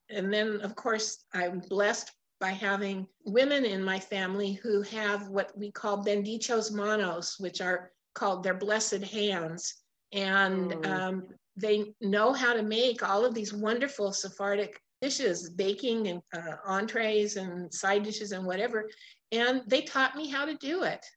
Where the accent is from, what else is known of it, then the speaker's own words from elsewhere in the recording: Portland, United States; I was born and raised in Portland